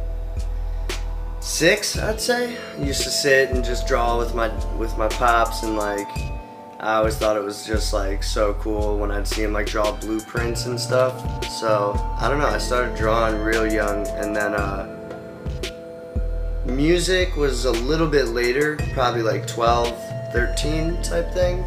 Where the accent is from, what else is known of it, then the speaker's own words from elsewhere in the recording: Cleveland, Ohio, United States; I'm from Cleveland, Ohio, and I'm back